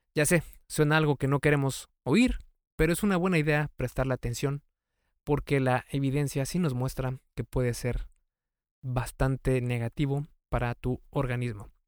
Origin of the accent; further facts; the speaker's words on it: Mexico; en México, de donde yo soy